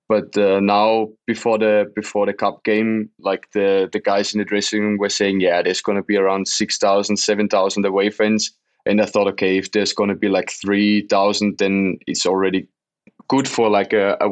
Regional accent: Austria; moved away as an adult; now in Leeds, United Kingdom; We always watched in Austria, it was always a big thing to get to watch Premier League

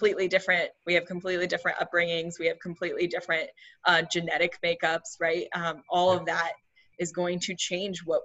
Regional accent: India; I'm Indian. I grew up with Ayurvedic medicine

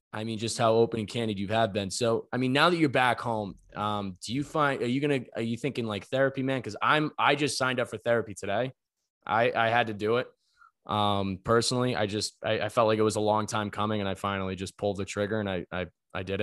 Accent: Ireland; Well, I think what we do, man, is like also like we're both Irish kids.

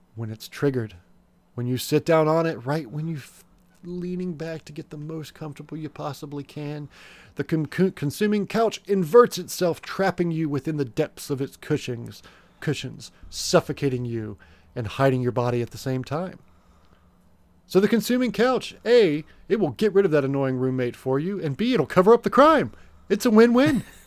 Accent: United States; we're American here on this show, we're not, we're not English.

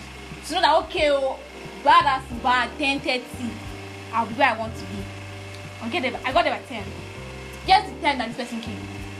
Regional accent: Ekiti, Nigeria; I'm from Ekiti State.

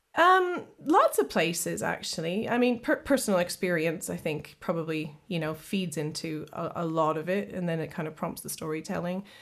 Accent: Kenora, Ontario, Canada; moved away as an adult; now in United Kingdom; I'm originally from Kenora, Ontario, so I'm proud Canadian

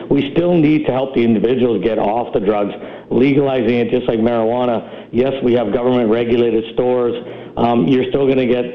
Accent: Vancouver, British Columbia, Canada; I grew up in Vancouver

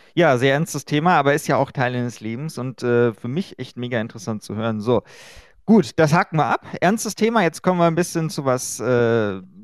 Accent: Germany; bei uns in Deutschland

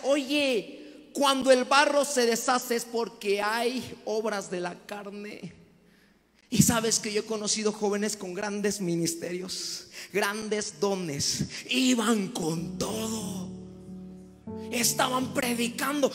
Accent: the coast of Chiapas, Mexico; Yo vengo de la costa de Chiapas

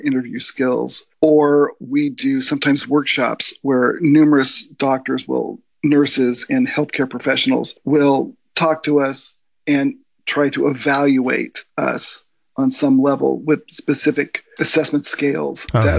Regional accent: Spain; also born or lived in United States / Germany; Well, I lived in Germany for 5 years. I grew up in Spain.

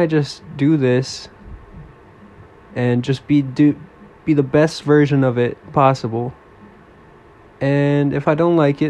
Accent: East Coast of the United States, United States; I'm from the East Coast of United States.

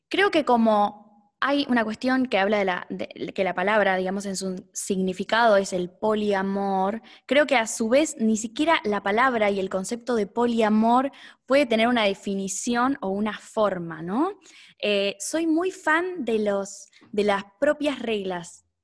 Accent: Neuquén, Argentina; also born or lived in Buenos Aires; Estoy acá en Neuquén, yo soy de Neuquén.

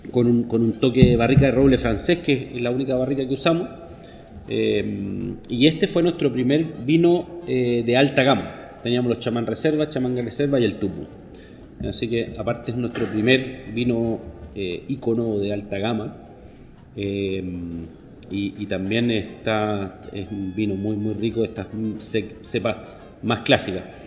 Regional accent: Chile; soy chileno

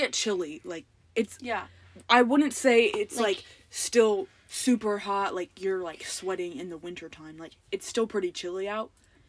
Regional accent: Florida, United States; Okay, so we're from Florida.

